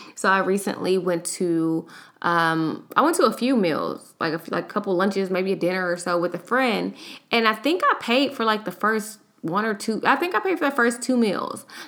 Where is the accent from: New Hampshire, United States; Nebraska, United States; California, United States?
California, United States; Los Angeles; now in Houston, United States; I live in Houston, but I am from Los Angeles, so I took a trip home